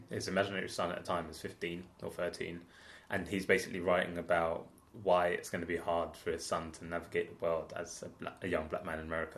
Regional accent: London, United Kingdom; also born or lived in Homerton / Clapton; I grew up, so we're in Clapton now, but I grew up like in Hackney Wick.

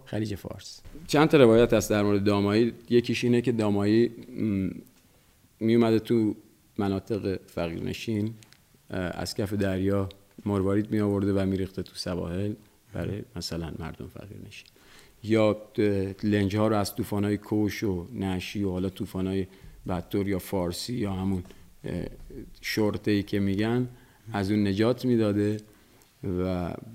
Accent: Bandar Abbas, Hormozgan, Iran; در بندر بزرگ شدم

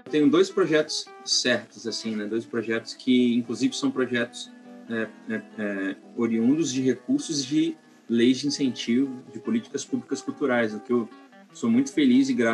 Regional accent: Vila Velha, Espírito Santo, Brazil; also born or lived in Vitória / Campos dos Goytacazes; Eu sou nascido em Vitória, mas fui criado em Santa Catarina e em Campos dos Goitacazes, Rio de Janeiro, além é, em Vitória mesmo eu nunca morei. Só nasci mesmo e, e fui criado em Vila Velha

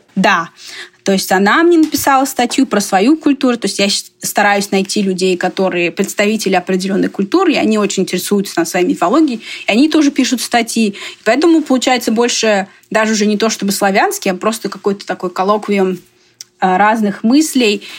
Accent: Russia; now in United States; больше вижу себя как мордовка, но я выросла в России

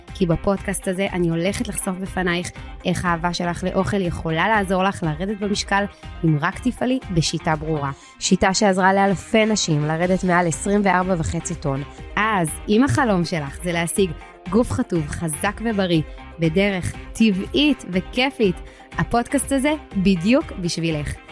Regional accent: Israel; אני בגיל שלי קיבלתי את ארץ ישראל במתנה, נולדתי כאן

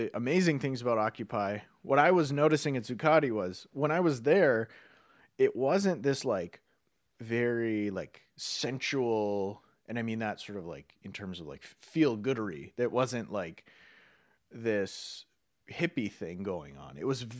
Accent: North Dakota, United States; They just happen to be people from where we're from North Dakota.

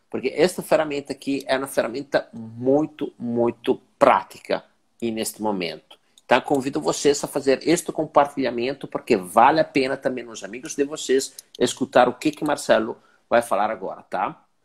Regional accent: Italy; now in Brazil; eu sendo que sou italiano

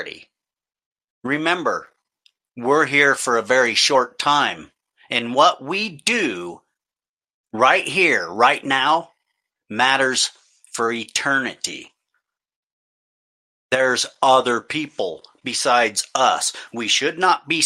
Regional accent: United States; I'm an American.

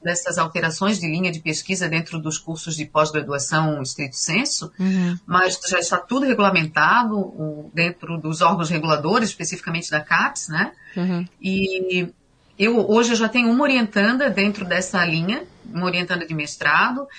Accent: São José, Santa Catarina, Brazil; eu sou natural de São José, na Grande Florianópolis

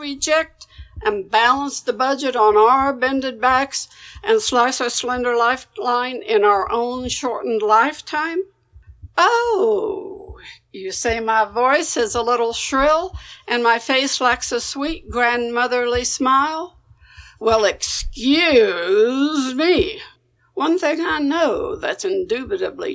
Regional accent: Kansas, United States; people in my hometown

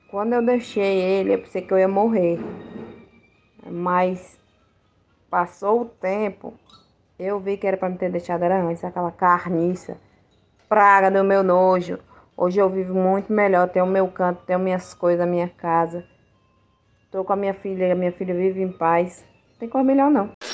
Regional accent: Rio de Janeiro, Brazil; now in Cape Verde; sou do Rio de Janeiro, morando em Cabo Verde, na África

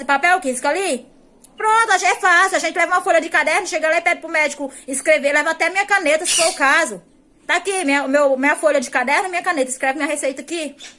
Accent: Icó, Ceará, Brazil; Eu sou da cidade de Icó, interior de Fortaleza, Ceará

